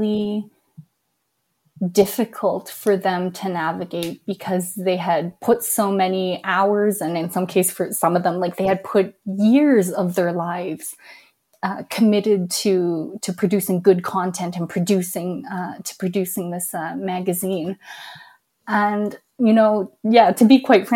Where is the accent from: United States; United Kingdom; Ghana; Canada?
Canada; being Chinese Canadian, being a Chinese person born in Canada